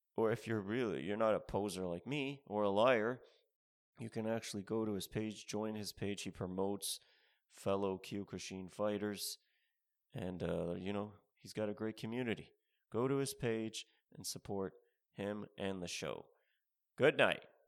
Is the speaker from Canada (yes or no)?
yes; Canada; moved away as an adult; also born or lived in Ontario; now in United States; I'm from Canada.